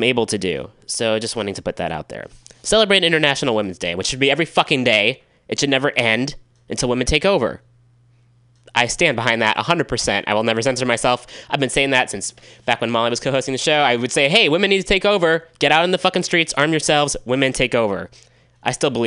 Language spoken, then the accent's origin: English; Richmond, California, United States; in Richmond, California, my hometown